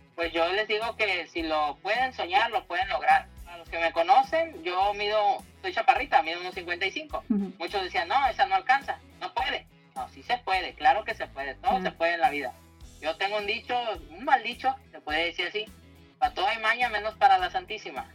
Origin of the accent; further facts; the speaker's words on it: Tijuana, Baja California, Mexico; Yo soy aquí originaria de Tijuana.